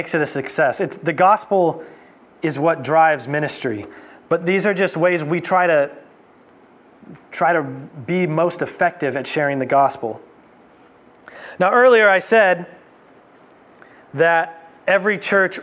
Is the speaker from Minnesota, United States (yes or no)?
no; Livermore, California, United States; growing up in Livermore